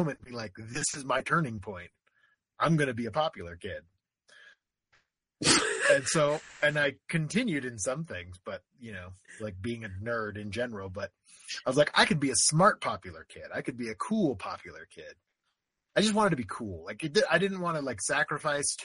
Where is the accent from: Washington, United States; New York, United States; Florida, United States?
Florida, United States; I grew up in Florida